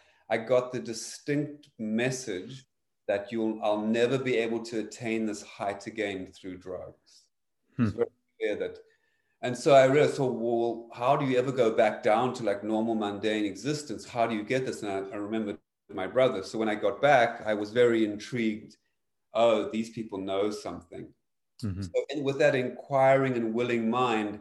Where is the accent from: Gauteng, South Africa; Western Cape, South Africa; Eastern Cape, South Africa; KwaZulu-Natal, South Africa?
Western Cape, South Africa; Cape Town; I grew up in South Africa, specifically in Cape Town